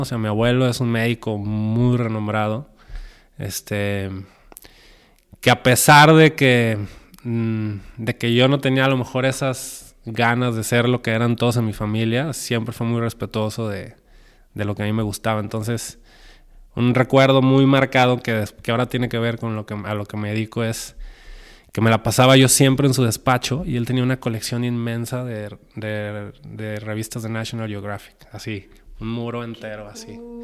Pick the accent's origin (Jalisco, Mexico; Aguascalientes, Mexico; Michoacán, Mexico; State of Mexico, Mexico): Jalisco, Mexico; Guadalajara; soy de Guadalajara, soy mexicano.